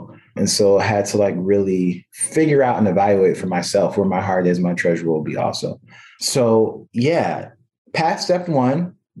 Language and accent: English; California, United States; now in Providence, United States; I make it very clear to everybody that I'm a Californian and I belong there.